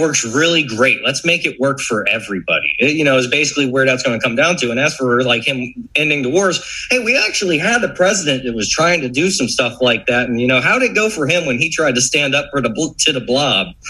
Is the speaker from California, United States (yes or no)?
no; Florida, United States; growing up in Florida